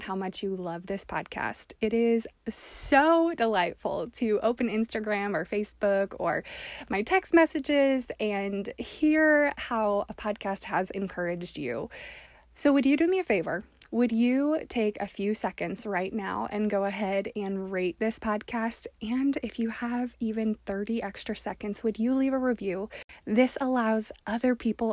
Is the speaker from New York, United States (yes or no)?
yes; upstate New York, United States; I'm from New York. I'm from upstate